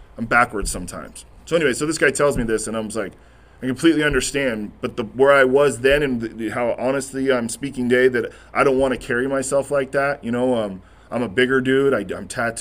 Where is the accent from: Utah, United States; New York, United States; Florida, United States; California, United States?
California, United States; Corona; I'm that kid from Corona